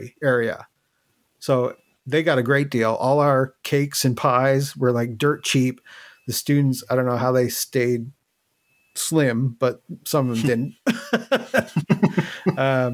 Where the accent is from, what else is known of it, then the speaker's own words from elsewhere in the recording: Newfoundland and Labrador, Canada; I'm originally from Newfoundland, so that's where I am now.